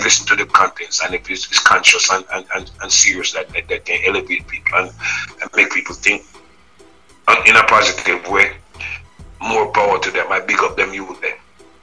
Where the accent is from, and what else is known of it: Jamaica